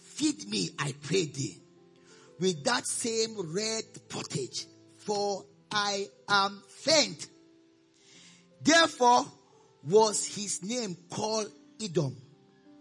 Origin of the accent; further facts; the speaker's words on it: Nigeria; also born or lived in Austin, Texas, United States; I'm a Nigerian.